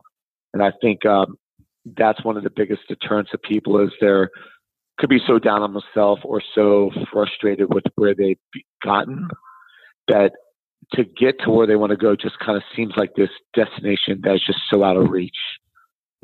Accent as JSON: {"language": "English", "region": "South Florida", "country": "United States", "said": "I'm from South Florida"}